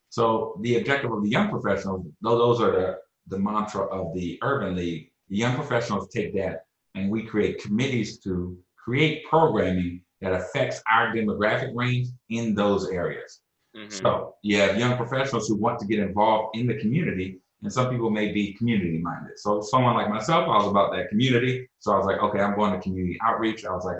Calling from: Austin, Texas, United States; I'm calling in from my office in Austin, Texas.

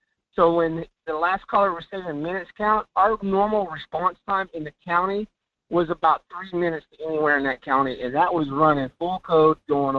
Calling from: Fairbanks, Alaska, United States; from Fairbanks.

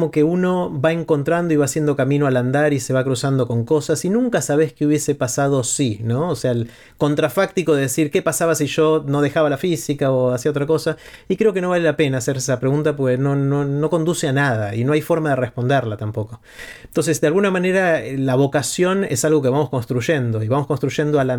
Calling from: Buenos Aires, Argentina; de la Ciudad Autónoma de Buenos Aires.

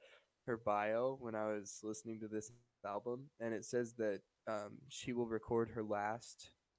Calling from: Ontario, Canada; I'm calling from Ontario, Canada.

